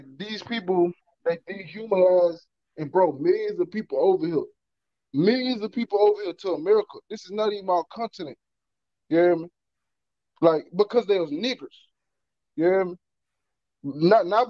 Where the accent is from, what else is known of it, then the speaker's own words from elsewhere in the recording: Louisiana, United States; I'm from Louisiana